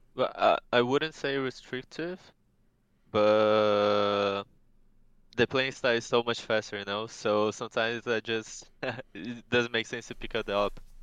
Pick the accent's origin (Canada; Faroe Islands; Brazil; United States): Brazil